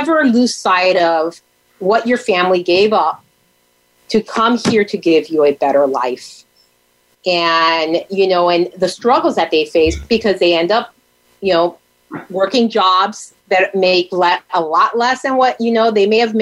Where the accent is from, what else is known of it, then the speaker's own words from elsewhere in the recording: Miami, Florida, United States; moved away as an adult; also born or lived in Tampa, Florida; now in St. Petersburg, United States; I was born in Tampa, raised in Miami, and life brought me back to the Tampa Bay area after law school